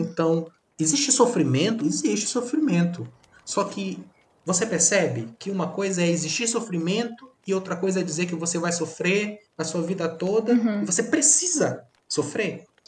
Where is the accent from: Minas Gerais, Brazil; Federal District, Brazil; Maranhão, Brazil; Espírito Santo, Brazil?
Maranhão, Brazil; nós somos do Maranhão.